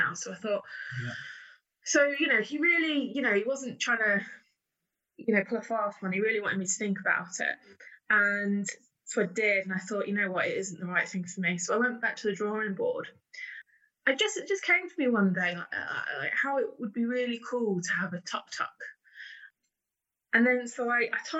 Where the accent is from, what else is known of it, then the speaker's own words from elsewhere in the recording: Bedford, East of England, United Kingdom; I'm from Bedford originally